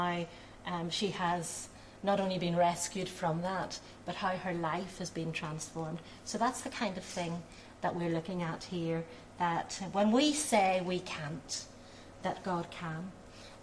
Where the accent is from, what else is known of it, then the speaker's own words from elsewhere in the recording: Belfast, Northern Ireland, United Kingdom; My family at that time, when I was born, were living in working class Belfast. But I'm very fortunate to have been brought up by parents